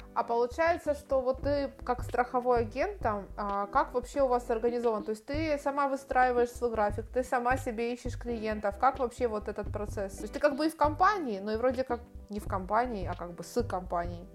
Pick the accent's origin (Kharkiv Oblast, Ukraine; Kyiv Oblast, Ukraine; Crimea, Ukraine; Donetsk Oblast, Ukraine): Kharkiv Oblast, Ukraine; Kharkiv; moved away as an adult; also born or lived in Istanbul, Turkey; now in Spain; Я из Харькова, у нас нет большой воды